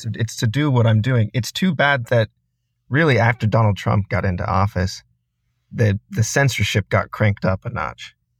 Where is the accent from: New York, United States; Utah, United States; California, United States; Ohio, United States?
Utah, United States; Sandy; I grew up in Sandy, Utah. It's a suburb of Salt Lake City